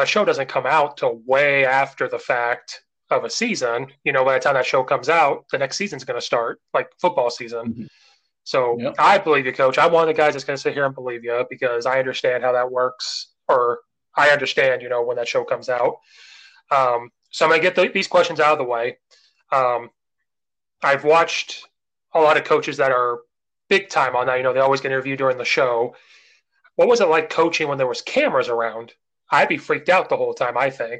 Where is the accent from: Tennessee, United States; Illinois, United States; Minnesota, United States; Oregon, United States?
Illinois, United States; I'm from Illinois, from small towns.